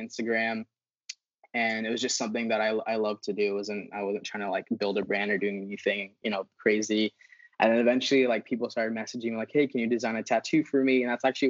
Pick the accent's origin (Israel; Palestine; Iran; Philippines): Philippines; moved away; I grew up in the Philippines